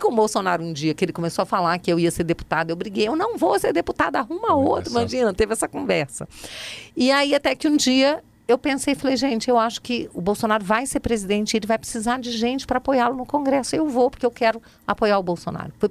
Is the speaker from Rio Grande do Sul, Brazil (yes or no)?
no; Rio de Janeiro, Brazil; Você sabe que quando eu era criança, eu estudava no Rio numa escola muito puxada, mas muito puxada mesmo.